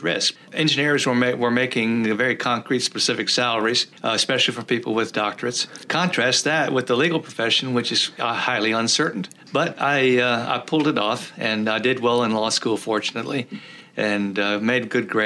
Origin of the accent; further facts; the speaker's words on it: rural Texas, United States; first language Czech; English is a second language; I grew up on a farm in rural Texas. We were part of a Czech immigrant community, and most of our neighbors and friends spoke Czech